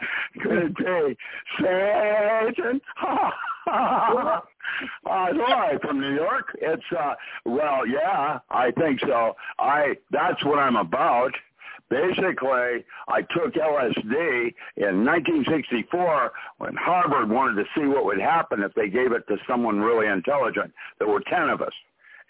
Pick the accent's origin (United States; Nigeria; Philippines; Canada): Philippines; And I grew up in the Philippines, and I was Caucasian.